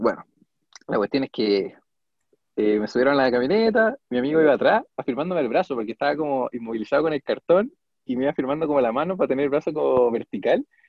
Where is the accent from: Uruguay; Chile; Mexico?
Chile; Puente Alto, Santiago Metropolitan Region; soy de Puente Alto